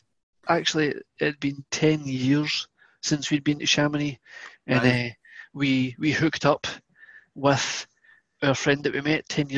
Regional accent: Scotland, United Kingdom; accent: Scottish; I never grew up with football, which is probably the only person in Scotland that didn't grow up with football.

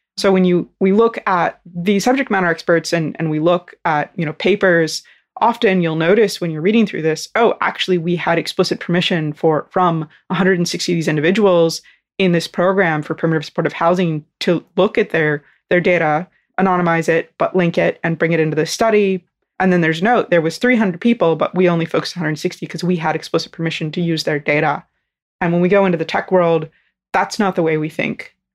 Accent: North Florida, United States; I'm from North Florida

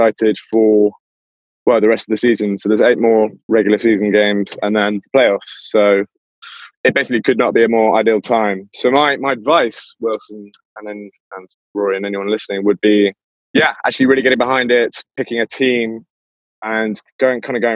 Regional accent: England, United Kingdom; as an Englishman

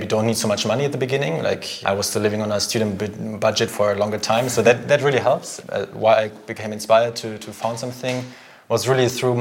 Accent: Germany; moved away as an adult; also born or lived in Philippines / Paris, France; now in Zurich, Switzerland; I'm from Germany originally

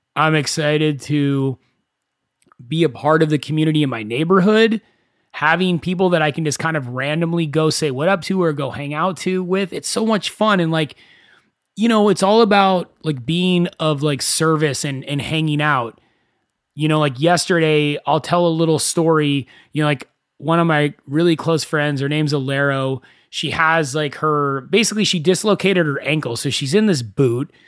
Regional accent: Thousand Oaks, California, United States; I grew up in Thousand Oaks

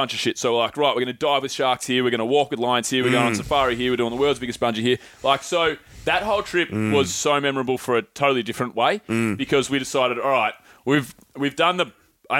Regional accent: Australia; Apologies for being Australian

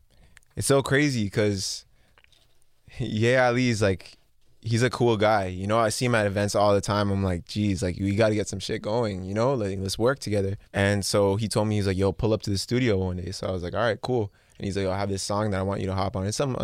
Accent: Mississauga, Ontario, Canada; because that's where I'm from. That's where I live. That's where I was born.

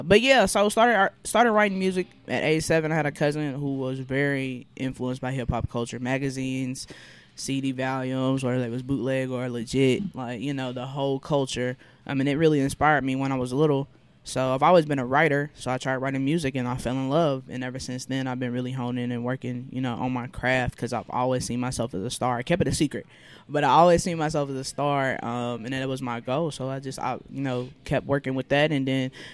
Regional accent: Louisville, Kentucky, United States; I am a Louisville native, born and raised, proud to be.

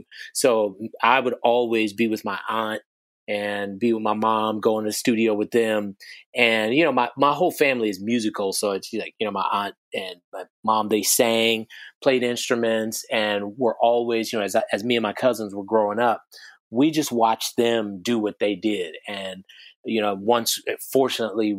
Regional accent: Chicago, Illinois, United States; also born or lived in Calumet City, Illinois; I grew up in Chicago, Illinois. I was born in, you know, in Chicago proper, and like fourth grade or so, moved out to the south suburbs in Calumet City.

